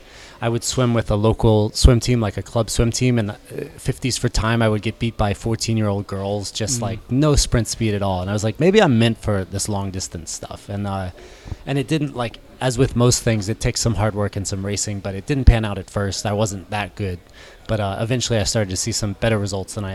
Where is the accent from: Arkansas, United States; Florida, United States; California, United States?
Florida, United States; Orlando; moved away as an adult; now in Boulder, United States; I grew up in Orlando, Florida